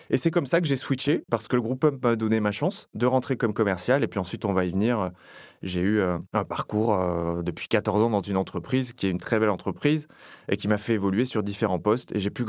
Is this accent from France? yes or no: yes; Nouvelle-Aquitaine, France; now in Paris, France; je suis originaire du sud-ouest de la France, du Lot-et-Garonne, qui est un lieu où j'ai grandi, où je suis né, où j'ai toute ma famille. Donc je suis d'abord ça, je suis d'abord un gars du Sud qui est venu travailler sur Paris.